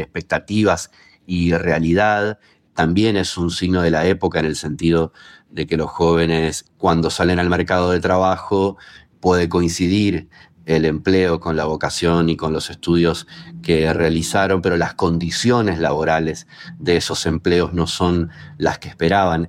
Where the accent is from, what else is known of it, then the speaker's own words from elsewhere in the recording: Colombia; soy colombiano